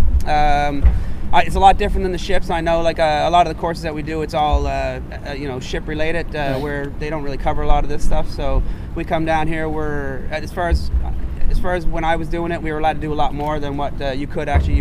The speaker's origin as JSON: {"language": "English", "town": "Dartmouth", "region": "Nova Scotia", "country": "Canada", "tie": "born or raised there", "said": "I grew up originally in Dartmouth, just across the harbor."}